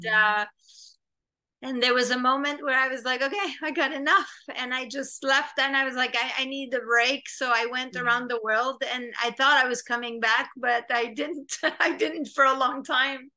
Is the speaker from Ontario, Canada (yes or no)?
no; Montreal, Quebec, Canada; English is a second language; moved away as an adult; also born or lived in New York; now in Los Angeles, United States; We're both from Montreal